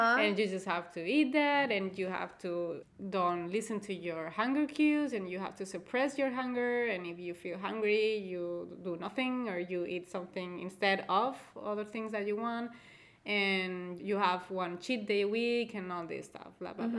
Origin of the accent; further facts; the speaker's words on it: Spain; I am from Spain and I actually live in Spain